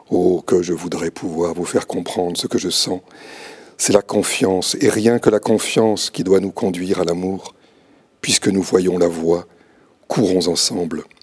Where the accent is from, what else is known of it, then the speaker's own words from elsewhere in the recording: Châlons-en-Champagne, Grand Est, France; alors je viens de, la Marne, de Chalon-sur-Marne, et j'ai eu l'occasion de beaucoup bouger dans, ma